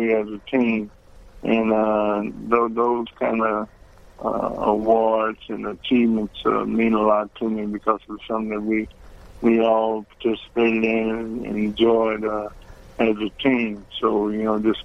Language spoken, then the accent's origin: English; Cincinnati, Ohio, United States; it was my hometown